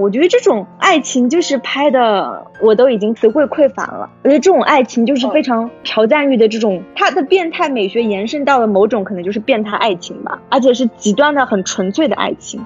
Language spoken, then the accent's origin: Chinese; China; 因为我是中国人